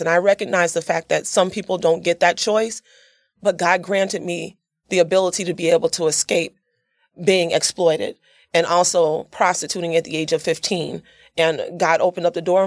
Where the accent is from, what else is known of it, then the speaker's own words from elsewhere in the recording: Yazoo City, Mississippi, United States; I came from Yazoo City, Mississippi. I'm a country girl. So I grew up, born and raised there